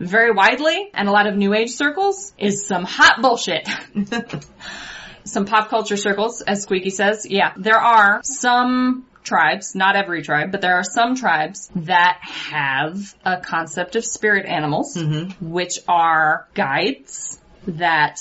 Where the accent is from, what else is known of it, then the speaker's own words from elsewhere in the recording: United States; here as an American, as the descendants of colonizers